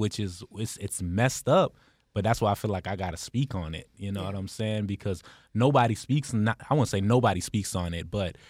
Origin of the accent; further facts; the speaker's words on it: United States; also born or lived in Cairo, Egypt / Sudan; When I first got to when I was growing up in America, that's what I assumed that I was.